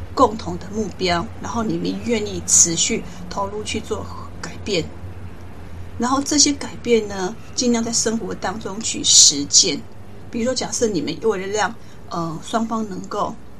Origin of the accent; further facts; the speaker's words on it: Taiwan; 我们台湾人